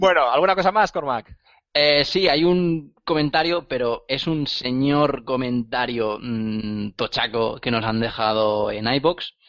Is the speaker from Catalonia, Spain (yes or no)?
yes; Barcelona, Catalonia, Spain; moved away as an adult; now in Málaga, Spain; soy catalán, de, origen catalán, desde de Barcelona que llevo unos años viviendo, nueve años concretamente, viviendo, viviendo en Andalucía. Ahora mismo, concretamente, en Málaga